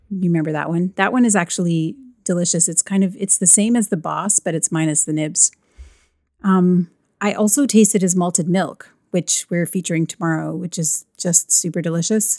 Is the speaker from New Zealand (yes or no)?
no; Canada; I'm Canadian